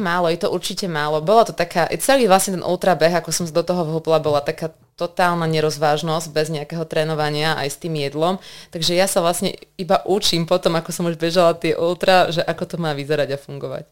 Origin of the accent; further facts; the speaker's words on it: Banská Bystrica, Banská Bystrica Region, Slovakia; som teda Bystričanka, pracujem vo zvolenie